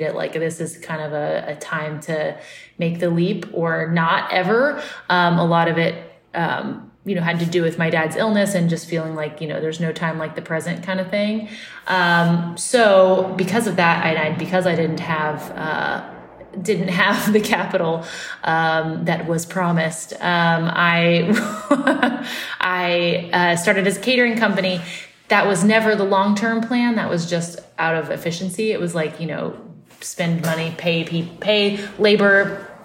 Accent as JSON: {"language": "English", "town": "Austin", "region": "Texas", "country": "United States", "tie": "born or raised there", "moved": "yes", "lives_now": "New York, United States", "said": "I grew up in Austin"}